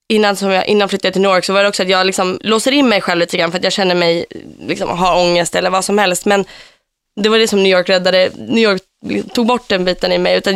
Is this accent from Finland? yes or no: yes; Finland; accent: Finland Swedish; now in Stockholm, Sweden; Alltså jag talar ju liksom finlandssvenska när jag flyttade till Stockholm.